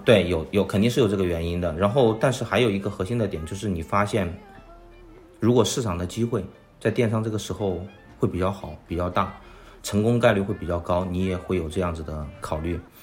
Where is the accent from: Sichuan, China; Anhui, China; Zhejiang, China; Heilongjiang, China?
Sichuan, China; Chengdu; moved away as an adult; now in Shanghai, China; 我本身是成都人，我来到上海读大学